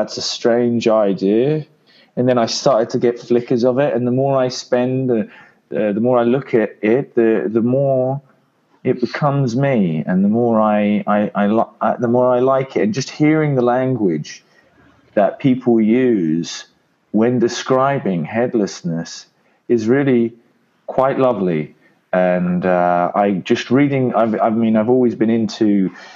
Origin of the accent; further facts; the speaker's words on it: London, United Kingdom; now in Italy; I am from London originally, but I'm currently living in Italy.